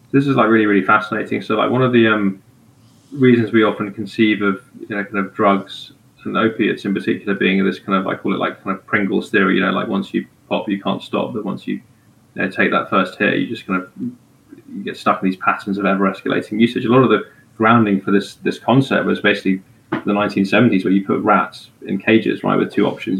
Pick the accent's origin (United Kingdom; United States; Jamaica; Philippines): United Kingdom; England; moved away; as an English person